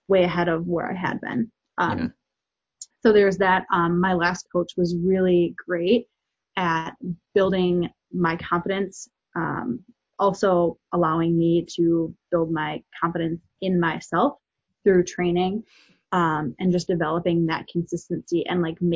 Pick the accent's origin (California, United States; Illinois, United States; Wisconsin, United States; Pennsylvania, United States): Wisconsin, United States; Growing up in Wisconsin in a smaller town